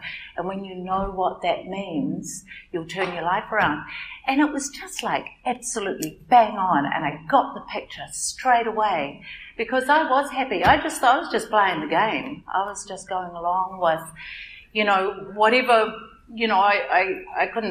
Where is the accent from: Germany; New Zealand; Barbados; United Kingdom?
New Zealand; Auckland; I'm from Auckland